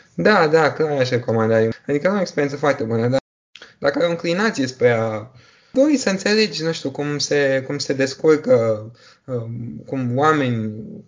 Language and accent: Romanian; Bucharest, Romania; also born or lived in United Kingdom; M-am născut în România, în București, am urmat aici școala și liceul